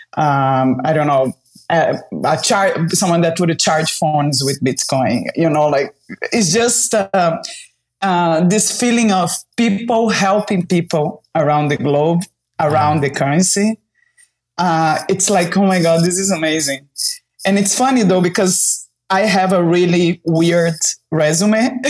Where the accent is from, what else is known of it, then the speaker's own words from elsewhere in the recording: Brazil; moved away as an adult; I was born in Brazil and uh, I've been traveling around the globe, like living different places for almost 15 years.